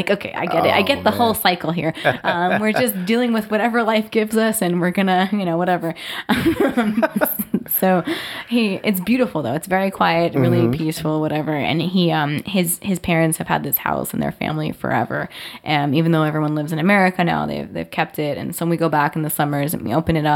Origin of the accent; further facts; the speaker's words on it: New Jersey, United States; I'm like definitely from New Jersey.